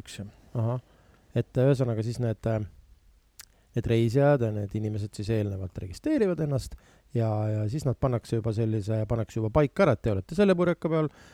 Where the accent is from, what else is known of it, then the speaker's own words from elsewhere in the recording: Viljandi, Viljandi County, Estonia; ma ise olen pärit Viljandist